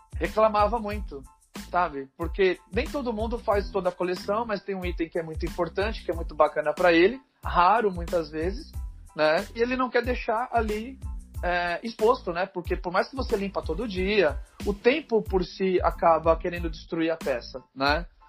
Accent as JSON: {"language": "Portuguese", "area": "ABC Paulista", "region": "São Paulo", "country": "Brazil", "said": "a gente é do ABC Paulista, a gente é São Caetano, Santo André"}